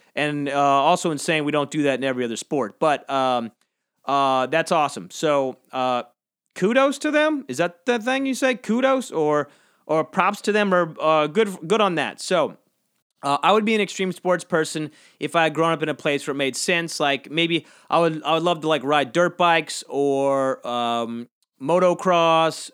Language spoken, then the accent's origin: English; United States; where I'm from, between Savannah and Jacksonville, it's kinda tucked